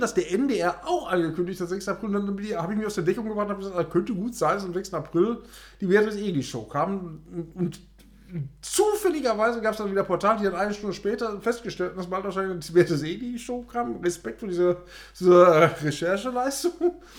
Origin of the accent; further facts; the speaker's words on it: Ruhr area, North Rhine-Westphalia, Germany; bei uns im Ruhrgebiet. Nämlich in Oberhausen